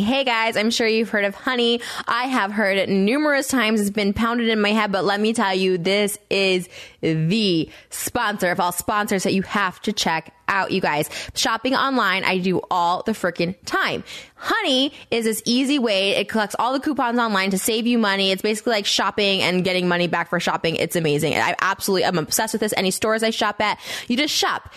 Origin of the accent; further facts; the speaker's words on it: Winnebago, Pecatonica, Illinois, United States; moved away; we grew up in towns like Winnebago, Pecatonica, Dakota